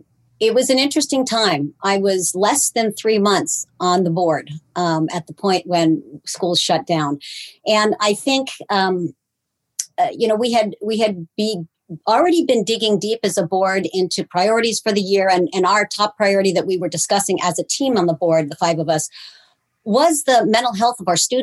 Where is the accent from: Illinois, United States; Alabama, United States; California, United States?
California, United States; now in Tacoma, United States; I was a transplant from California.